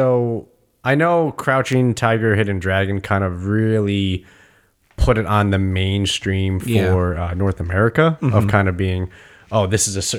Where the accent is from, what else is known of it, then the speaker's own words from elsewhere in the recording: China; Well, I grew up in China, so I just know how to do this.